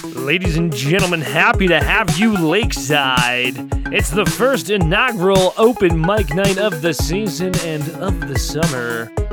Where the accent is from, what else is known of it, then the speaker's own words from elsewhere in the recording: Calgary, Alberta, Canada; now in North Bay, Canada; I grew up in Calgary